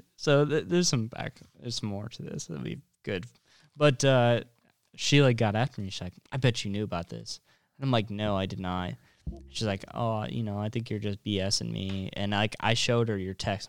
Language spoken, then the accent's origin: English; North Platte, Nebraska, United States; I'm from North Platte